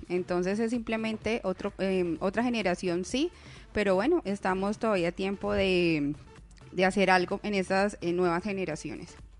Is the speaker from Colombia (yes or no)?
yes; Colombia; como buenos colombianos